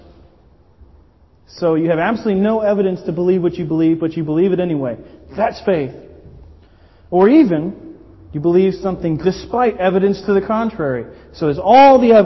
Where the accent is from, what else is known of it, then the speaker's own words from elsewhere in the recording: Miami, Florida, United States; moved away as an adult; now in Brighton, United Kingdom; I'm American, obviously. I'm from Miami, the Miami area originally.